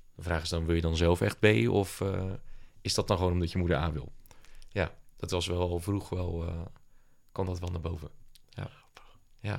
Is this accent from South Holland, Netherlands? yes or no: yes; Papendrecht, South Holland, Netherlands; also born or lived in Dordrecht; now in Rotterdam, Netherlands; woonachtig in Rotterdam, geboren in Dort en opgegroeid in Papendrecht